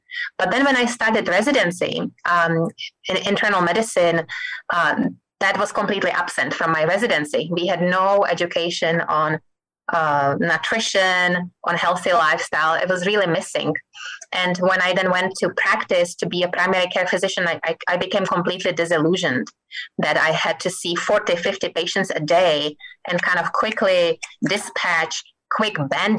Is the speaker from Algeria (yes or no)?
no; Czechia; moved away as an adult; also born or lived in Massachusetts, United States; now in Kansas City, United States; I lived in Massachusetts for about 23 years. Initially, I came to Massachusetts from Czech Republic. You probably can detect my accent. After medical school in Czech Republic, I just wanted to live somewhere else and see how people live in other countries.